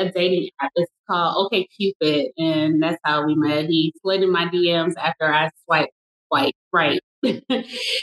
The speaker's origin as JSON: {"language": "English", "town": "Detroit", "region": "Michigan", "country": "United States", "moved": "as an adult", "lives_now": "Dallas, United States", "said": "I am originally from Detroit, relocated to Dallas, Texas."}